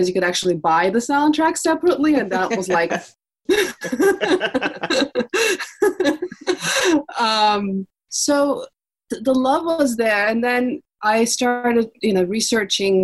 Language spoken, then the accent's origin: English; Istanbul, Turkey; I grew up in Istanbul in the 80s.